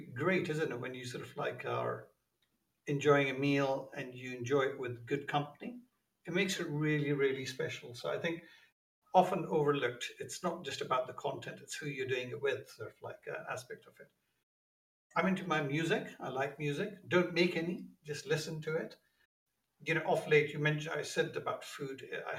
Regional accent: London, United Kingdom; also born or lived in Pakistan; I was born in Pakistan, came to the UK when I was 10 years old, and I've really been a Londoner since then, except for brief spells.

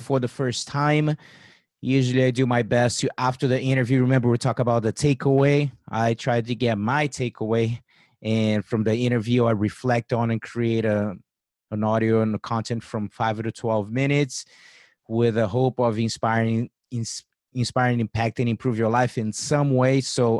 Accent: Brazil; now in United States; I came from Brazil

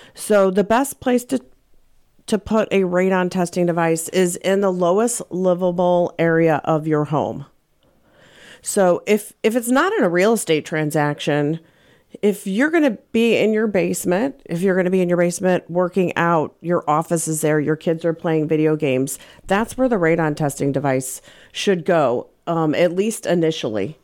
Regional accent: St. Louis, Missouri, United States; also born or lived in Colorado; I moved back to Saint Louis. I'm from Saint Louis. My family's here.

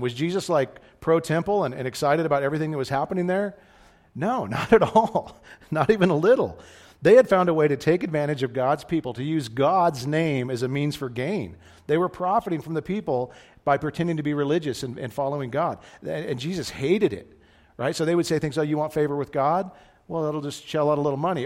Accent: United States; as American Christians

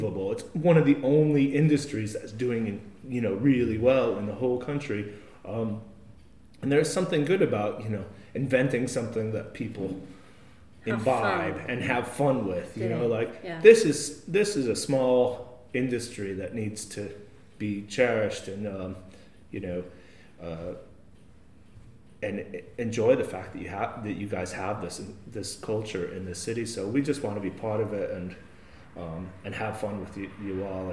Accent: United States; moved away; I'm such an American

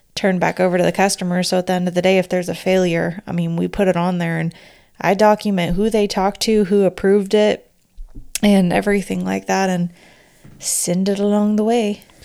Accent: California, United States; accent: Valley Girl; I'm from California.

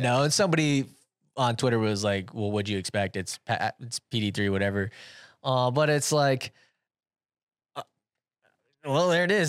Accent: Iowa, United States; I'm from Iowa

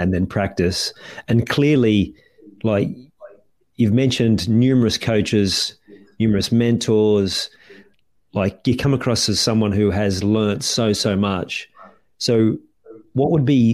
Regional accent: Australia

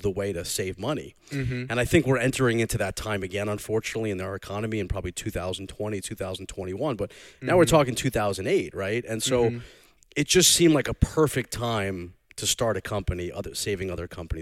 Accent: North Shore, Long Island, New York, United States; accent: Long Island; my Long Island accent, but I'm from the North Shore, not the South Shore, so it's a little more subdued.

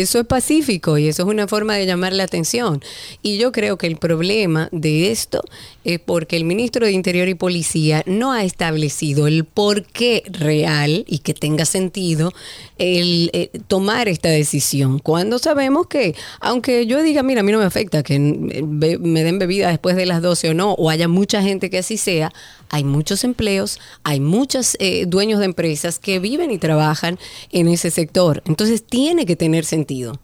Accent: Dominican Republic; uno como dominicano

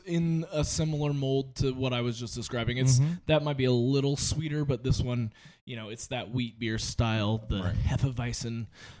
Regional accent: Oregon, United States; now in Las Vegas, United States; As a beer fan growing up in Oregon, obviously like it's craft beer central

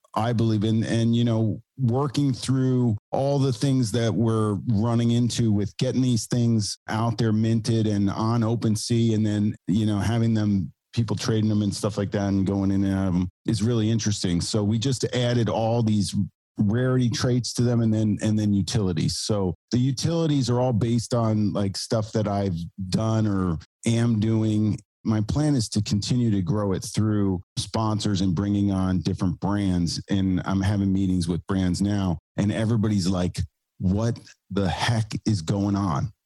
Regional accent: New York City, New York, United States; I'm from New York City. I have a studio here

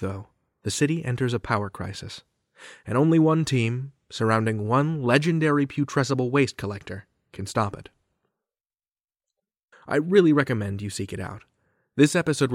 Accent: Chicago, Illinois, United States; moved away; my hometown of Chicago

